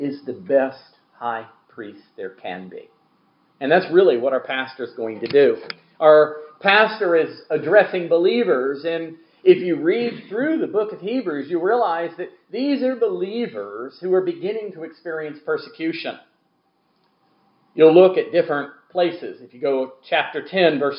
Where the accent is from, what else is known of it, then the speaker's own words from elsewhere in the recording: Gulf Coast, United States; the way I grew up around the Gulf Coast.